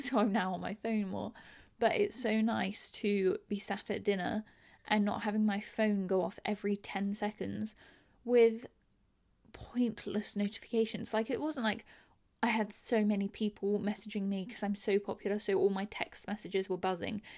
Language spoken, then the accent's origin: English; England, United Kingdom; I'm English. I live in London.